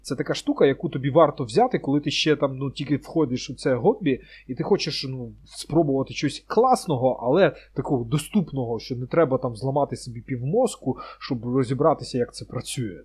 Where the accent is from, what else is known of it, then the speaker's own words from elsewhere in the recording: Ukraine; ми з України